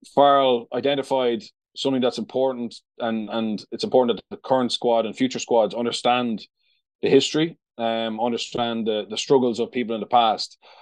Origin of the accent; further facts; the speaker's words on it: Ireland; I grew up in the South